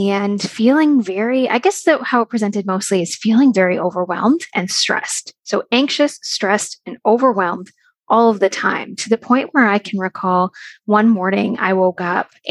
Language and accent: English; Canada; I am from Canada and I live in Ontario